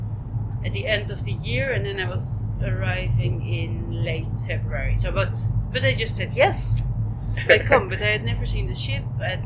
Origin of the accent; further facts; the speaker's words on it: Belgium; moved away as an adult; also born or lived in Netherlands / Amsterdam / Iceland / Finland; now in Svalbard, Norway; born in Holland. Uh-huh. I grew up in Belgium. And then when I was 18, I started moving around.